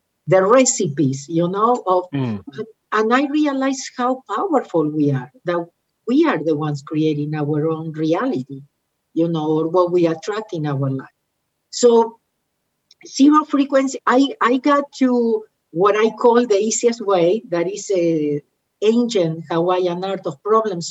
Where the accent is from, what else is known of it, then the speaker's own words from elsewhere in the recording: Argentina; moved away; I am from Argentina